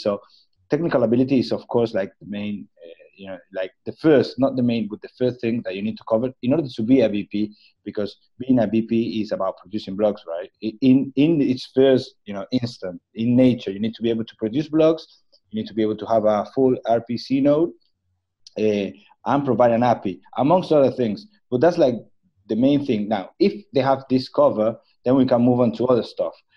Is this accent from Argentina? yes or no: yes; Patagonia, Argentina; I'm actually from the Patagonia